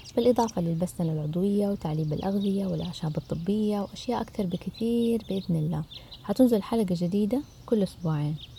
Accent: Saudi Arabia; عندنا في السعودية

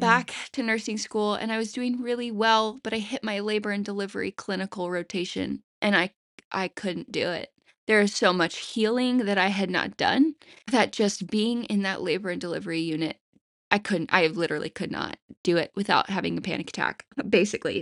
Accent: the Bible Belt, United States; I grew up in the Bible Belt

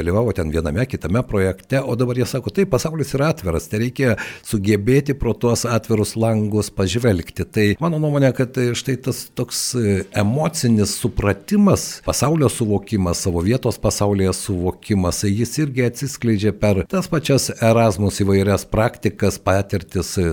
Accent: Lithuania; mes lietuviai esame kartais labai savikritiški

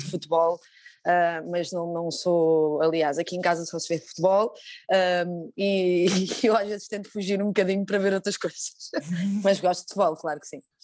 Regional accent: Lisbon, Portugal; eu sou aqui do bairro de Chelas

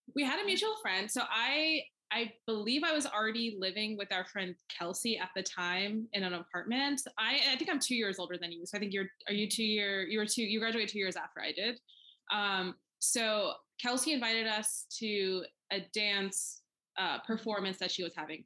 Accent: Pakistan; now in United States; I am an immigrant. Like I was born in Pakistan, so that's still very important to me

